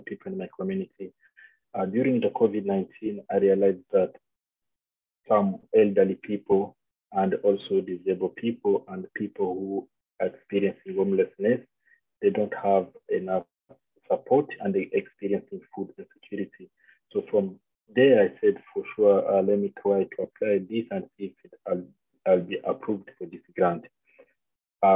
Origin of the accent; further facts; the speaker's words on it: Winnipeg, Manitoba, Canada; I'm from Manitoba, Winnipeg.